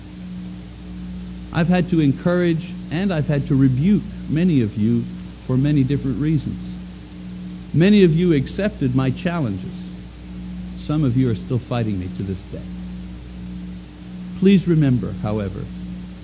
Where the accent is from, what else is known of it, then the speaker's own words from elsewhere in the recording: Oklahoma, United States; also born or lived in Montreal, Canada; I was born in Montreal, Canada, but I'm from Oklahoma.